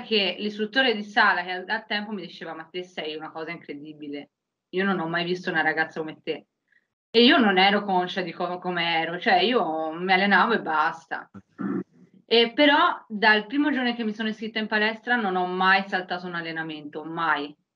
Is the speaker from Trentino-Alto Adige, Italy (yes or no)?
no; Prato, Tuscany, Italy; vengo da Prato, in Toscana